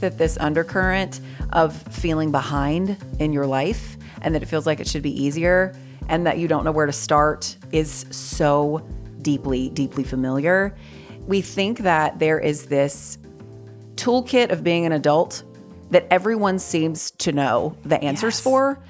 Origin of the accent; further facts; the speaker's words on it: North Carolina, United States; I live in North Carolina. I've lived here my whole life.